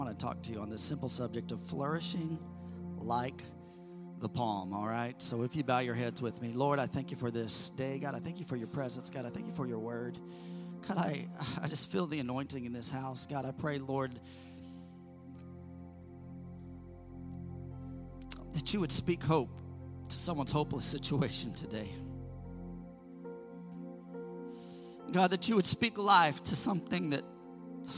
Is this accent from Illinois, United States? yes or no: no; Missouri, United States; also born or lived in California; now in Indiana, United States; I grew up in Missouri prior to that in the Midwest